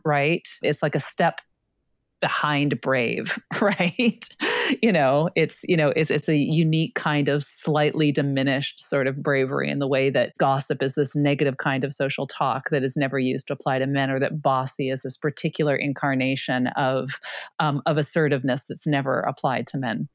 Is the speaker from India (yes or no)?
no; Canada; I'm Canadian